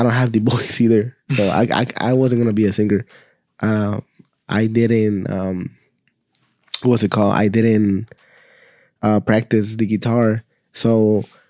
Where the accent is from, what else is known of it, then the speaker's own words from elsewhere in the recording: Austin, Texas, United States; We're from Austin, Texas